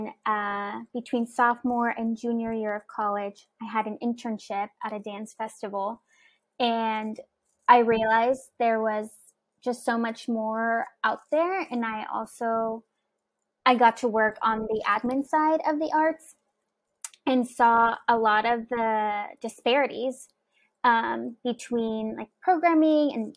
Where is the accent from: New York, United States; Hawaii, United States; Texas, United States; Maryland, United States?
Texas, United States; Houston; I grew up in Houston, Texas